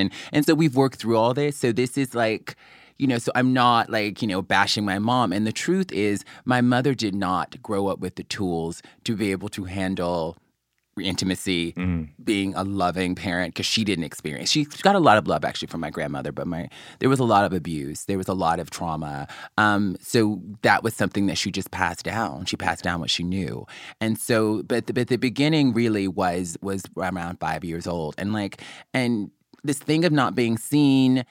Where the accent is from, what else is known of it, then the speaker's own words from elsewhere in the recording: Mobile, Alabama, United States; I grew up in Mobile, Alabama